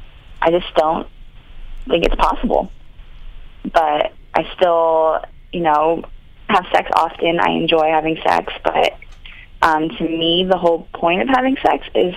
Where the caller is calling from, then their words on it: California, United States; I'm in California.